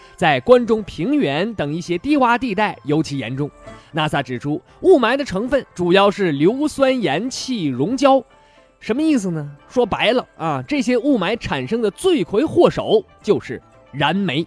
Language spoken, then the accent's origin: Chinese; Shenyang, Liaoning, China; 我作为一个沈阳人